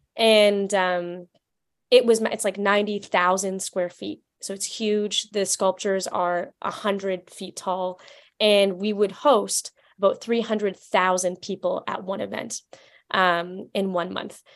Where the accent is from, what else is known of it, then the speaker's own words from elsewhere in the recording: Vancouver, British Columbia, Canada; moved away as an adult; also born or lived in Washington, D.C.; I'm originally from Vancouver, Canada